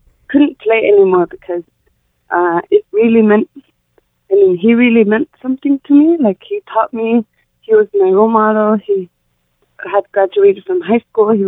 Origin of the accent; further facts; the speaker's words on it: Sanikiluaq, Nunavut, Canada; first language Inuktitut; I'm a singer from Senekiluaq, Nunavut. I sing in my language. I speak Inuktitut from where I'm from.